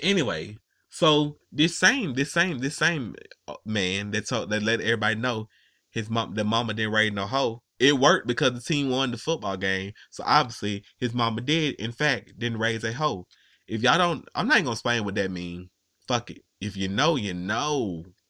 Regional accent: the South, United States; I'm from the South

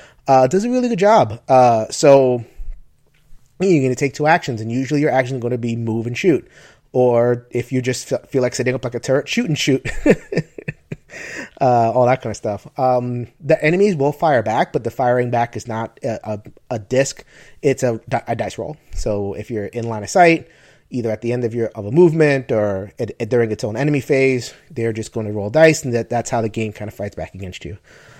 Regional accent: New York, United States; because I'm a New Yorker.

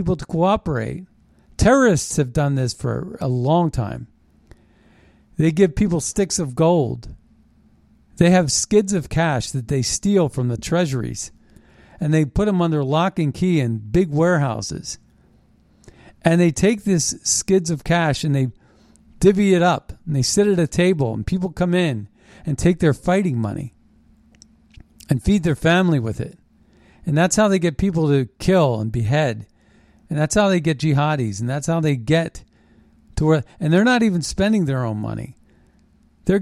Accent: United States

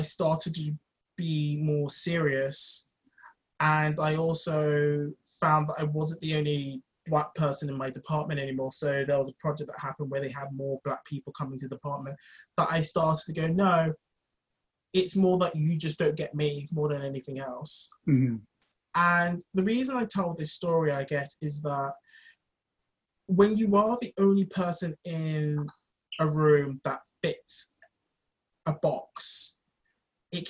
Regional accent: London, United Kingdom; I grew up in London

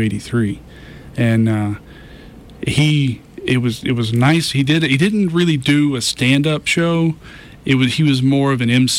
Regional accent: Millbrook, Alabama, United States; also born or lived in Andalusia, Alabama; I grew up here. I grew up in Millbrook.

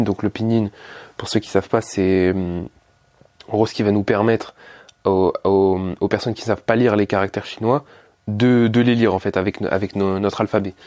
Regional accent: France; je suis français, je vis avec des Français

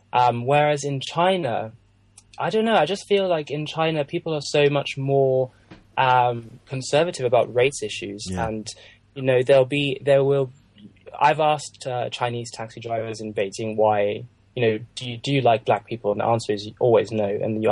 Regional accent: Lesotho; also born or lived in South Africa; growing up in Lesotho and South Africa

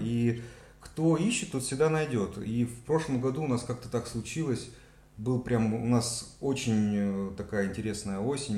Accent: Gelendzhik, Krasnodar Krai, Russia; also born or lived in Moscow; now in Cyprus; Я из Геленджика

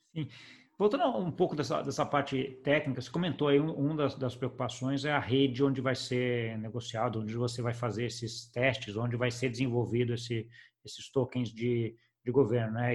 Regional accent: Brazil; como brasileiro

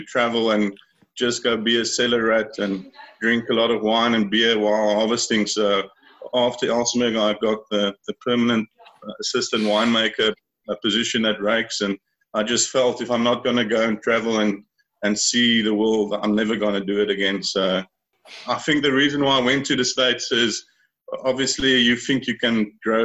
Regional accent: Rawsonville, Western Cape, South Africa; I grew up in Rawsonville, which is basically, as everyone knows, in the Beerdekloof Valley

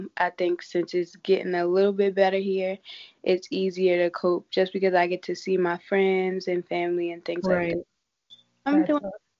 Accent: Baltimore, Maryland, United States; I'm from Baltimore.

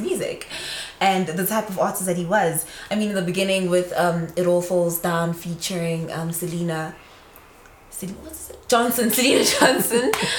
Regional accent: Centurion, Gauteng, South Africa; I'm from Centurion, Irene

